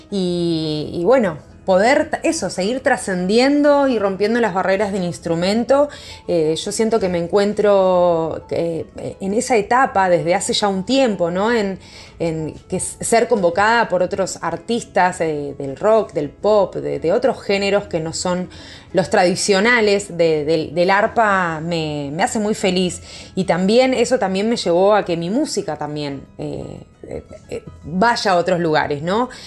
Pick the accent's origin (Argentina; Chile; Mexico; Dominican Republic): Argentina; Buenos Aires; como que también yo siendo porteña, ¿no? Porque yo soy nacida acá en Buenos Aires, en Capital.